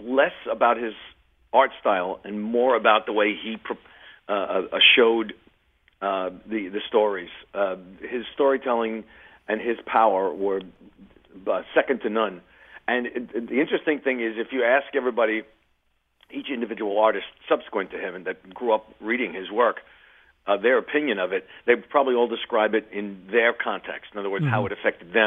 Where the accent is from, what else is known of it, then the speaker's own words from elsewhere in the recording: New York City, New York, United States; we grew up near Forest Hills